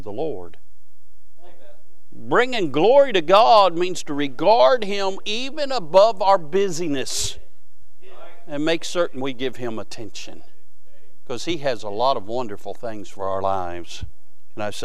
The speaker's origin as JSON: {"language": "English", "region": "Ohio", "country": "United States", "tie": "born or raised there", "said": "My mother's roots are from Kentucky. My father's roots are from Kentucky. I was born in Ohio"}